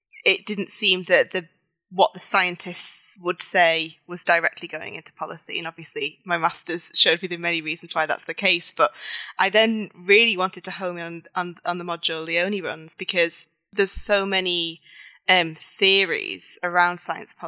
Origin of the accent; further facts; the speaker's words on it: Manchester, North West England, United Kingdom; I'm originally from Manchester